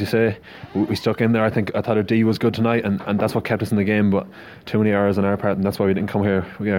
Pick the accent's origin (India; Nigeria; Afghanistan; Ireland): Ireland; Galway, Connacht; we're from Galway, from the rest of Ireland.